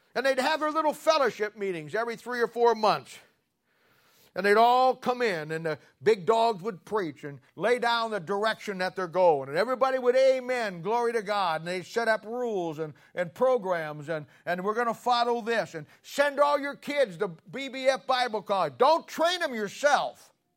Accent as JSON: {"language": "English", "town": "Canton", "region": "Ohio", "country": "United States", "tie": "born or raised there", "moved": "yes", "said": "I'm from the Canton Baptist Temple, Doctor Harold Henniger. He's gone home to be with the Lord now. He or, they ordained me and sent me out back in the seventies, and I, I grew up there, got right. My mom and dad were charter members in that church"}